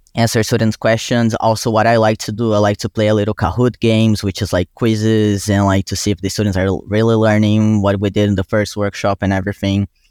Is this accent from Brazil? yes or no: yes; Brazil; English is a second language; moved away as an adult; now in New York, United States; I was born and raised in Brazil. I came to the U, U S for college